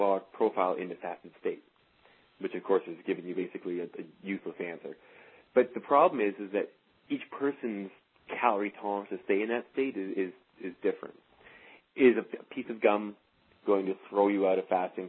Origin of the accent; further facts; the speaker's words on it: Canada; being Canadian